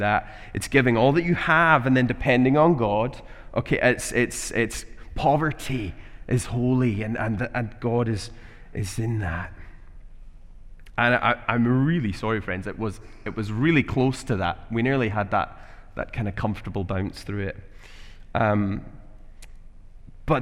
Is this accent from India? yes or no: no; Glasgow, Scotland, United Kingdom; moved away as an adult; now in Edinburgh, United Kingdom; I'm from Glasgow